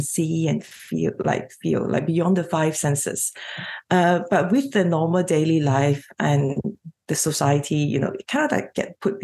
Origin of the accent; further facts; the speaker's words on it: Malaysia; moved away as an adult; now in Australia; So I'm a Chinese Malaysian, and I grew up in Malaysia